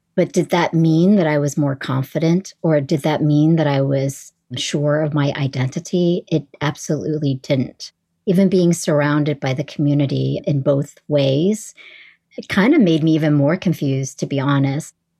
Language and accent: English; East Coast of the United States, United States; English is a second language; also born or lived in Nha Trang, Vietnam / New Orleans; I pretty much grew up in the United States on the East Coast